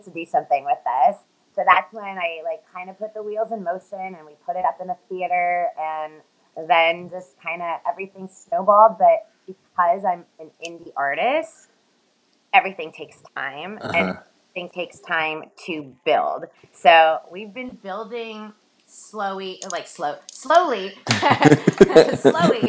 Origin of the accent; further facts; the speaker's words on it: Los Angeles, California, United States; I'm from Los Angeles.